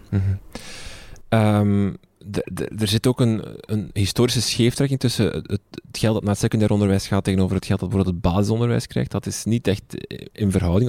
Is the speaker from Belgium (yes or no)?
yes; Flanders, Belgium; bij ons in Vlaanderen